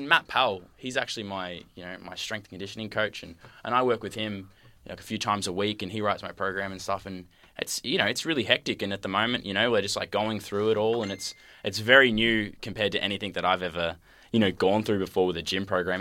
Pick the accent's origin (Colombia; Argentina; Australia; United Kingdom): Australia; Hoppers Crossing, Victoria; also born or lived in Point Cook / Utah; so I grew up in Hoppers and then just recently moved to Point Cook.